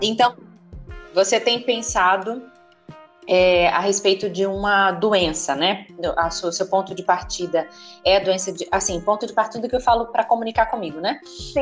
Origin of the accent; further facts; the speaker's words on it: Northeast Region, Brazil; eu sou do Nordeste